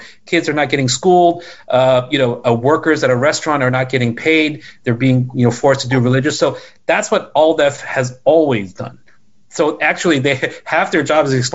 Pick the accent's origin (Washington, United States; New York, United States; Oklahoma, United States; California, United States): New York, United States; New York City; I grew up in Flushing, so I say this as someone who sees Flushing as their sort of home